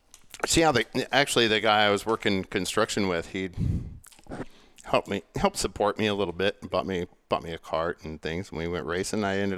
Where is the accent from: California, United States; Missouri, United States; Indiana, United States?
Indiana, United States; Indianapolis; also born or lived in Michigan; I was born in Michigan, raised in Indianapolis.